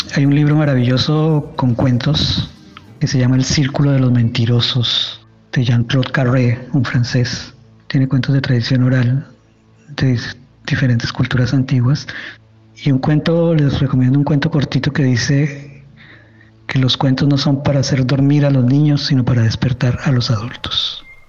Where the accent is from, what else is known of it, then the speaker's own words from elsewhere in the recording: Colombia; moved away as an adult; now in Chile; soy colombiano